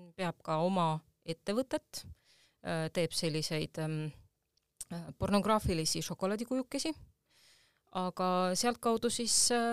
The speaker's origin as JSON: {"language": "Estonian", "town": "Tallinn", "region": "Harju County", "country": "Estonia", "tie": "born or raised there", "said": "ma olen Tallinnast pärit ja siin oli mu kodu"}